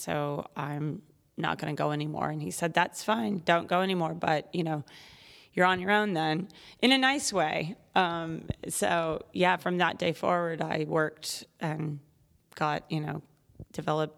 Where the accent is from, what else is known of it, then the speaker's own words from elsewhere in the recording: Virginia, United States; My mother was a horse person, and so we were growing up in Virginia, which is also horse country